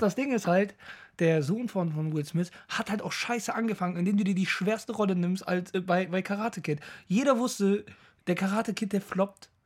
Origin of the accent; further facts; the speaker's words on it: Düsseldorf, North Rhine-Westphalia, Germany; Ich komme aus Düsseldorf.